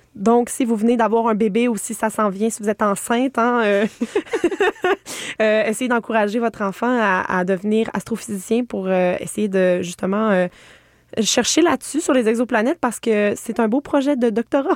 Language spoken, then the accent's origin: French; Estrie, Quebec, Canada; je viens de l'Estrie